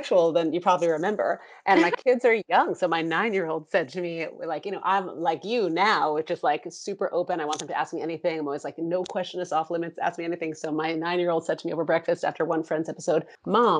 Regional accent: New York, United States; New York, my hometown

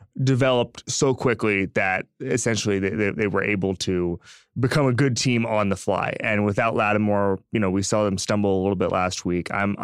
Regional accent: the South, United States; I'm from the South, Robert.

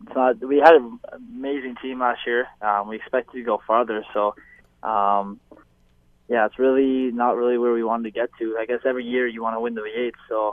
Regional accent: Barrie, Ontario, Canada; moved away as an adult; now in Hamilton, Canada; I grew up in Barrie, so we had season tickets when I was younger.

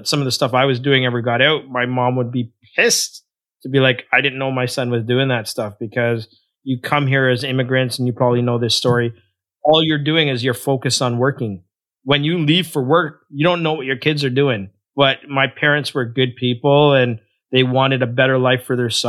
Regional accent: Toronto, Ontario, Canada; also born or lived in Guyana; I grew up in a rough neighborhood in a suburb of Toronto called Scarborough, more specifically a place called Malvern

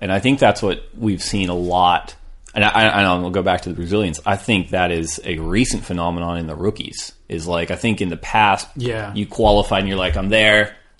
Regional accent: California, United States; Like, I'm from California.

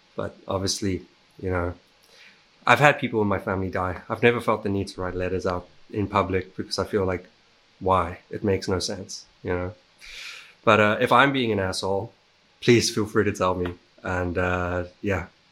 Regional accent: South Africa; I'm from South Africa

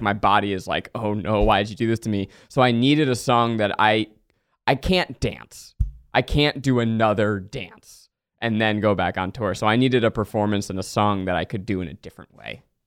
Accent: New York, United States; I grew up in New York.

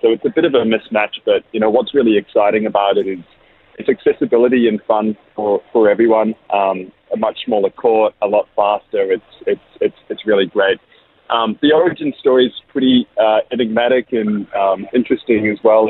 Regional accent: New Zealand; now in Australia; I'm a Kiwi

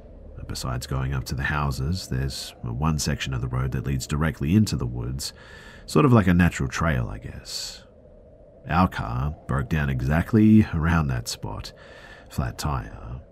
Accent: Bosnia & Herzegovina; I'm from Bosnia, Europe.

